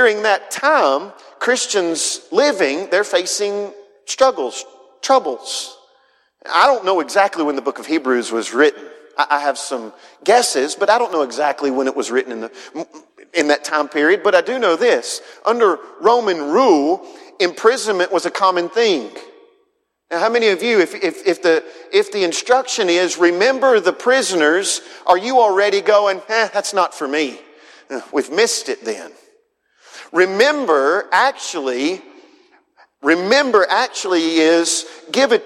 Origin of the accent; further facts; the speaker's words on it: Huntsville, Alabama, United States; I'm from Northwest Alabama, grew up in Huntsville, Madison area